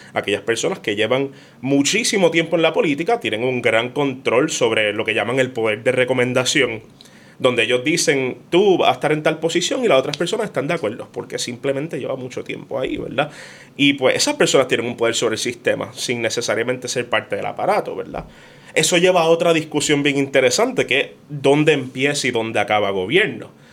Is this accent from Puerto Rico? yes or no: yes; Puerto Rico; somos de Puerto Rico